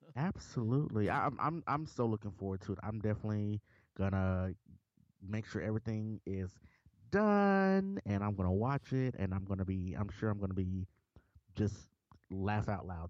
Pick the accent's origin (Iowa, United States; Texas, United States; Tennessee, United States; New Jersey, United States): Tennessee, United States; Memphis; I'm, I'm from Memphis